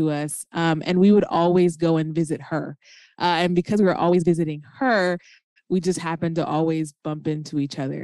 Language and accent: English; United States; moved away as an adult; now in Chicago suburbs, United States; I was born and raised in Minnesota, North Carolina